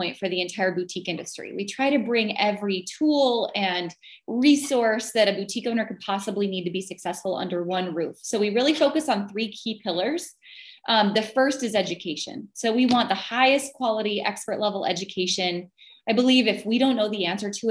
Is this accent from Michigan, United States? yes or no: no; North Dakota, United States; moved away as an adult; now in Wisconsin, United States; originally I'm from North Dakota and that's not exactly a fashion mecca. I grew up in a small town